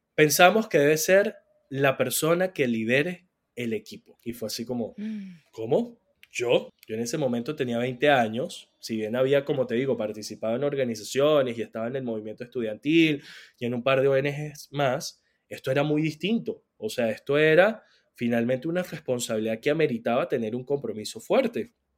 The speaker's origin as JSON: {"language": "Spanish", "town": "San Cristóbal", "region": "Táchira", "country": "Venezuela", "said": "yo soy de San Cristóbal"}